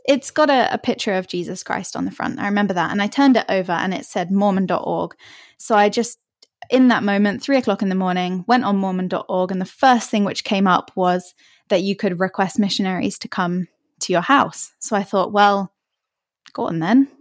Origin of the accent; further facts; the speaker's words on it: Hertfordshire, East of England, United Kingdom; also born or lived in Australia; I'm from just north of London. Uh, it's a place called Hertfordshire, if you've heard of it. And I've lived here most of my life